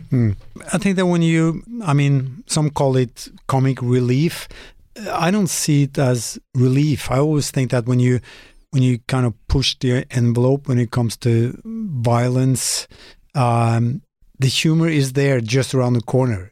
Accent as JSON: {"language": "English", "town": "Molde", "region": "Møre og Romsdal", "country": "Norway", "tie": "born or raised there", "second_language": "English", "said": "mostly in Molde, my hometown."}